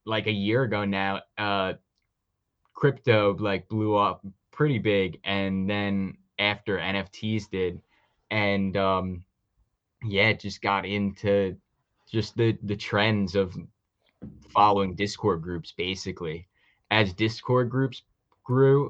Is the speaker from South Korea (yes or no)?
no; New York, United States; I'm from New York